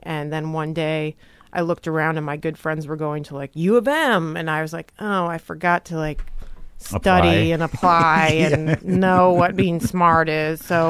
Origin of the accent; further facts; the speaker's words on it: Trenton, Michigan, United States; Trenton, Michigan.